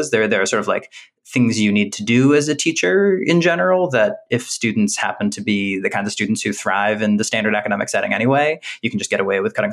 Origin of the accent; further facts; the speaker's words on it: Boston, Massachusetts, United States; moved away as an adult; also born or lived in California / United Kingdom; I'm from New England. Actually, I'm from around